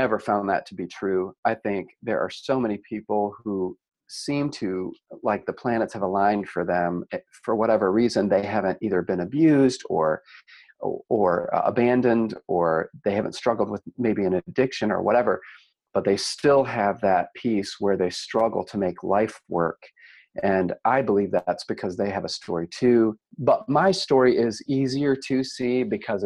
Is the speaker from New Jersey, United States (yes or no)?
no; Cleveland, Ohio, United States; moved away as an adult; now in Carmel, United States; I was raised near Cleveland, Ohio